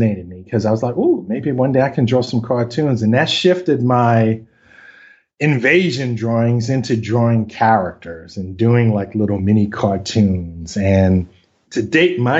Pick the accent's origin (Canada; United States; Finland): United States; New York City, New York; accent: Brooklyn; I'm born and raised in New York, specifically Brooklyn